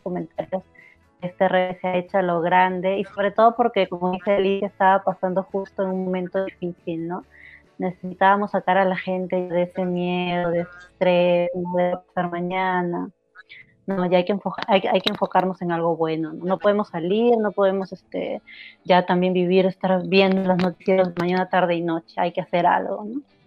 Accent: Lima, Peru; now in Japan; Yo vengo de Perú, de, de una zona caliente, como es la Victoria

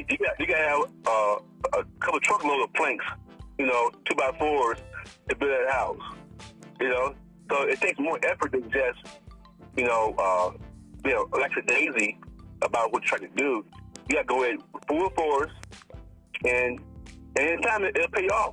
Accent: Hillsboro, Alabama, United States; now in California, United States; I'm from the country. I grew up in Alabama

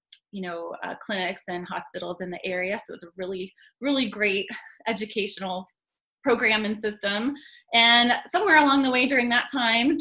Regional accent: northern Colorado, United States; also born or lived in Nebraska / North Carolina; I'm in Boulder now, and I grew up in Colorado

